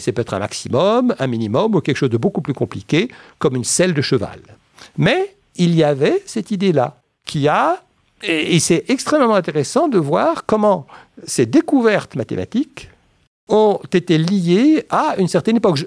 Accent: Paris, Île-de-France, France; Quand j'étais enfant à Paris

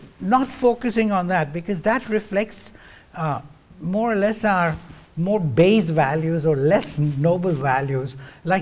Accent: India; moved away as an adult; also born or lived in Cambridge, England; now in United States; I was coming from India and had gone to Cambridge, England to study

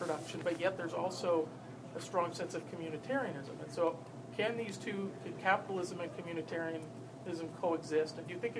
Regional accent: Canada; now in United States; I was raised as a Canadian

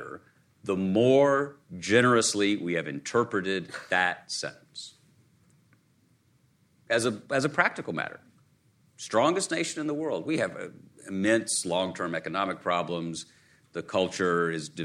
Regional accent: Chattanooga, Tennessee, United States; In my native region, I grew up in Chattanooga, Tennessee

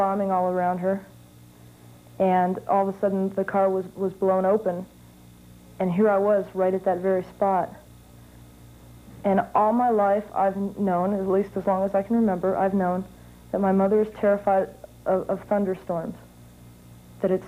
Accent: Dayton, Ohio, United States; I'm from Dayton, Ohio

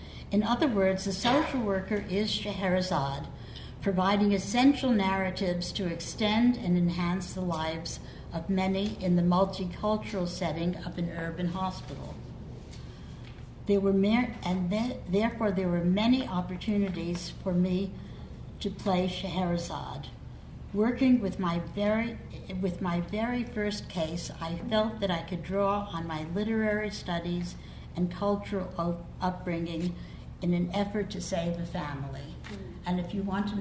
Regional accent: New York City, New York, United States; I grew up in Brooklyn, the daughter of a rabbi, feeling imprisoned by religion and conventional morality

